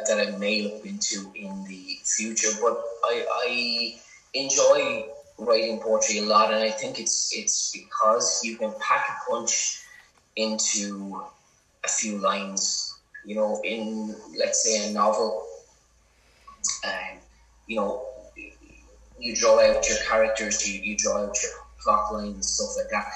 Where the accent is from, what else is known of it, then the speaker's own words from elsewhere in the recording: County Wexford, Leinster, Ireland; I grew up in the ballad singing tradition in County Wexford, which is very, very strong, especially down here in the south of the county.